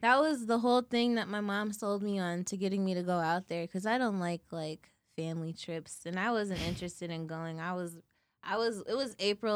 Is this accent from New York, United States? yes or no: no; Ann Arbor, Michigan, United States; I grew up in Ann Arbor